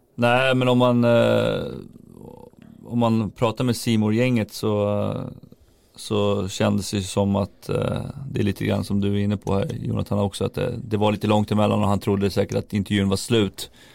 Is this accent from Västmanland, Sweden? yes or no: no; Järfälla, Stockholm County, Sweden; Jag kommer från Järfälla som är en liten klubb liksom i Stockholm här